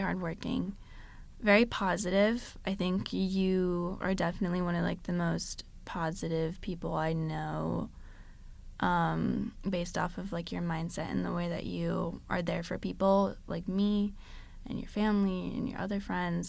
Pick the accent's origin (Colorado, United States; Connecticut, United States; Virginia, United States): Connecticut, United States; moved away as an adult; now in South Florida, United States; I grew up in Connecticut my whole life, never moved ever before